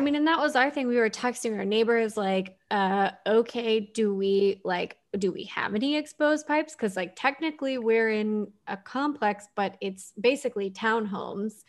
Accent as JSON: {"language": "English", "town": "Houston", "region": "Texas", "country": "United States", "tie": "born or raised there", "said": "growing up in Houston, we had hurricanes and flooding"}